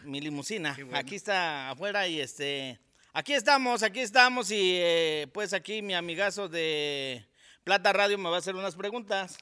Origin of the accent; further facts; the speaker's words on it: Amayuca, Morelos, Mexico; yo soy originario de Amayuca, aquí del municipio de Jantetelco